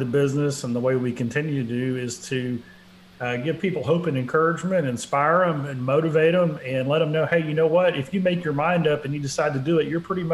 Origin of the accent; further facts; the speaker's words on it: Dallas, Texas, United States; where I grew up in Dallas. We moved there in 68